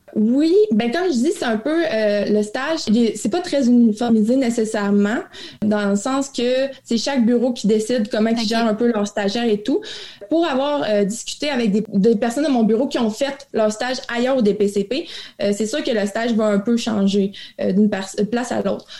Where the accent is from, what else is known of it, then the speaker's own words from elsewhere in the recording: Abitibi, Quebec, Canada; also born or lived in Montreal; je suis originaire de la BCB. J'ai fait mon cégep en région